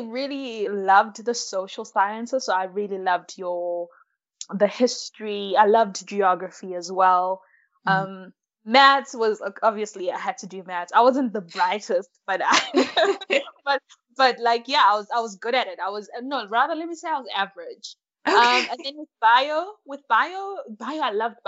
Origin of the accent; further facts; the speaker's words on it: KwaZulu-Natal, South Africa; also born or lived in Malawi; I am from Malawi, but now I'm living and studying in South Africa. So I came to South Africa when I was pretty young. I think I was about 6 or 7